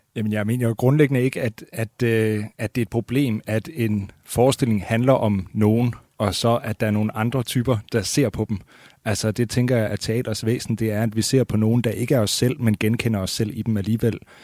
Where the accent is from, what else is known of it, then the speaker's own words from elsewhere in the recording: Skive, Central Denmark Region, Denmark; moved away; also born or lived in Copenhagen; Jeg er fra Skive, og, og, så det vil sige Limfjordslandet